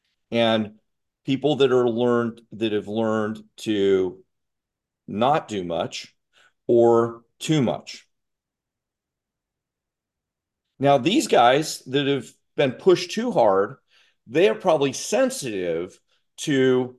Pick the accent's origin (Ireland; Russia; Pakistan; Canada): Russia; now in United States; I grew up in Russia during the Cold War and they found me, and I had pretty good flexibility.